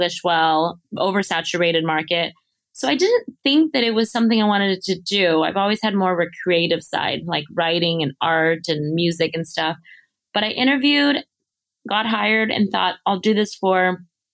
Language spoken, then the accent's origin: English; Los Angeles, California, United States; first language Mandarin; English is a second language; I grew up in San Gabriel Valley in East Los Angeles, which is predominantly Hispanic and Asian.